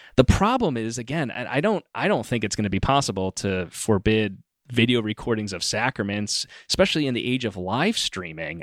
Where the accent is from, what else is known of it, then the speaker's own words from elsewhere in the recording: Rochester, New York, United States; moved away; closer to home where I grew up in Rochester, New York